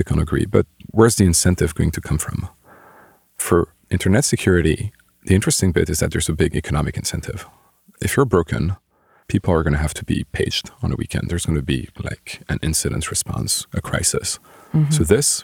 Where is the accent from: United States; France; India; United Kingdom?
France; Bordeaux, Nouvelle-Aquitaine; moved away as an adult; also born or lived in Lyon, France / Paris, France; I grew up near Bordeaux. Stayed in Bordeaux for high school